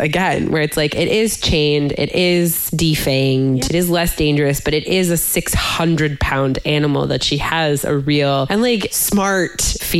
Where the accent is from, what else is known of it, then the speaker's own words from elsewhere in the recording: North Woods, United States; I grew up in the North Woods and like not very far from where this book takes place.